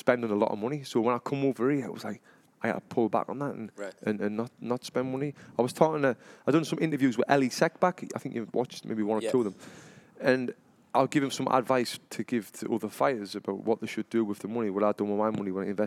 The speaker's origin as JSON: {"language": "English", "town": "Sunderland", "region": "North East England", "country": "United Kingdom", "moved": "as an adult", "said": "I come from Sunderland in England"}